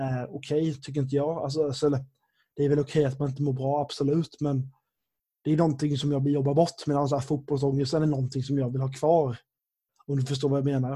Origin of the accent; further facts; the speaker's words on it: Sweden; jag är uppväxt i Sverige